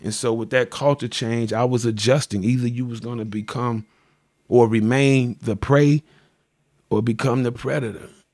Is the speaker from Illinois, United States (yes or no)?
yes; Chicago, Illinois, United States; also born or lived in Greenwood, Mississippi; I came to Chicago at the age of, uh, I was about a little over a year, little over a year. I grew up on the west side